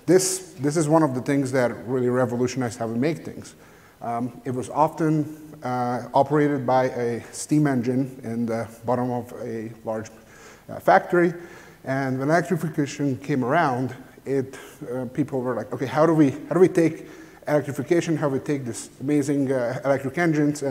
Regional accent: Hungary; I'm from Hungary

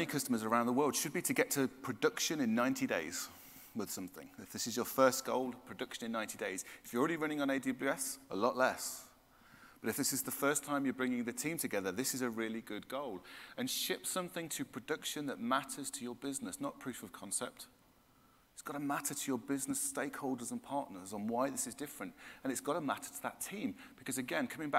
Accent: United Kingdom; I'm British

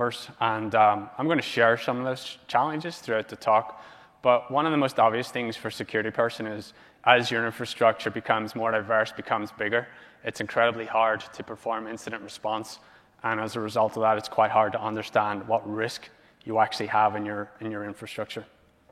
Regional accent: Ireland; now in Los Angeles, United States

